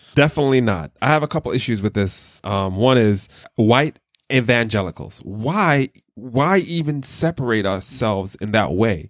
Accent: Jamaica; growing up in Jamaica and different black churches

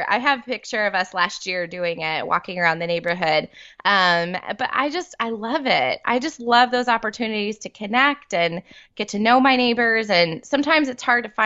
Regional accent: New York, United States; now in Texas, United States; I grew up in New York

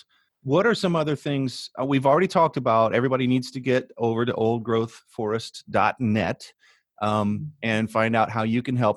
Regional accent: Indiana, United States; moved away; also born or lived in the West; I grew up in Indiana, but I'm from the West.

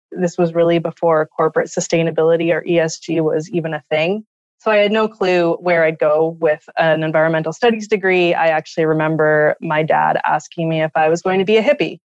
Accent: Thunder Bay, Ontario, Canada; I grew up in Thunder Bay, Ontario, Northwestern Ontario

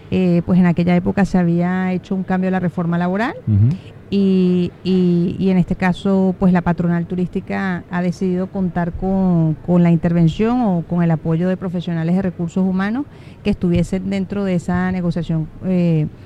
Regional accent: Venezuela; now in Tenerife, Spain; vivo en Tenerife {S0} desde {S1} hace casi 20 años. Soy venezolana.

